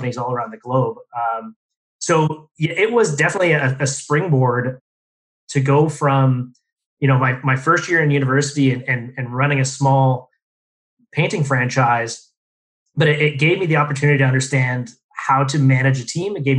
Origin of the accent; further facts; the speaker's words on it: Windsor, Ontario, Canada; also born or lived in Toronto / Vancouver; I was born and raised in Windsor, Ontario